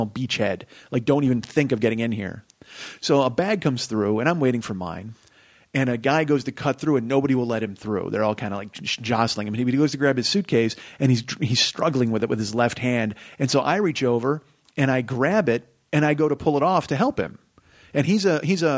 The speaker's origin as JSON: {"language": "English", "country": "United States", "said": "I come from America"}